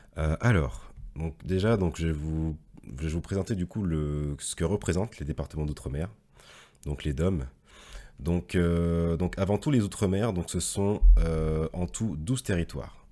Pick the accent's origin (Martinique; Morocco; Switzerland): Martinique; moved away as an adult; also born or lived in Paris; je suis un jeune Martiniquais. Et donc du coup, j'ai grandi et je suis né en Martinique